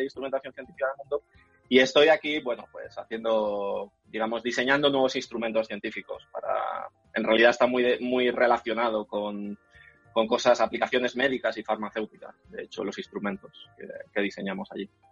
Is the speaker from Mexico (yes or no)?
no; Madrid, Community of Madrid, Spain; moved away as an adult; also born or lived in Germany / Berlin; now in Silicon Valley, United States; yo soy de Carabanchel, de, Madrid